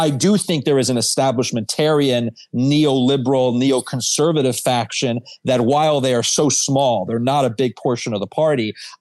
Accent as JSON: {"language": "English", "region": "New York", "country": "United States", "tie": "born or raised there", "said": "growing up in New York"}